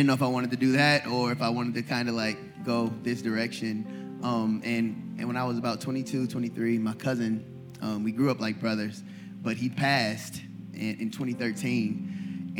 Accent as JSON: {"language": "English", "town": "Buffalo", "region": "New York", "country": "United States", "tie": "born or raised there", "also_born_or_lived": "Atlanta, Georgia", "moved": "as an adult", "lives_now": "Rockford, United States", "said": "I grew up in Buffalo."}